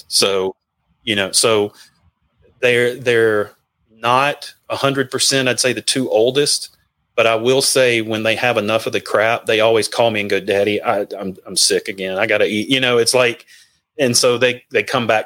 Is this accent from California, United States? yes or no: no; Mississippi, United States; moved away; also born or lived in Nashville / Georgia / Alabama; growing up in the South